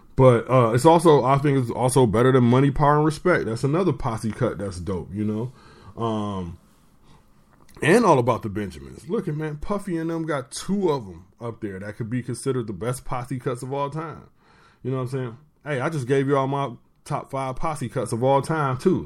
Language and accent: English; Detroit, Michigan, United States; I am from Detroit